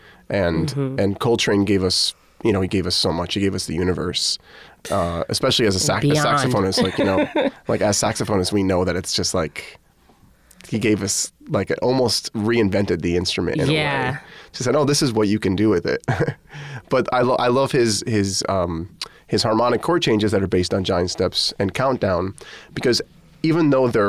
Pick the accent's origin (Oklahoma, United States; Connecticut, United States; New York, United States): Connecticut, United States; Okay. So I'm from Connecticut, as is Zakai Curtis and Lucas Curtis and their older brother, Damien.